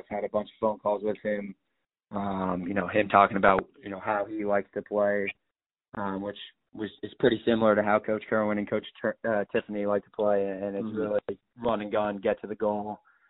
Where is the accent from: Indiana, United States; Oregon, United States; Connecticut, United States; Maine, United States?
Connecticut, United States; to be able to play at the next level in Connecticut, where it's basically in my hometown, is just an unreal opportunity for me.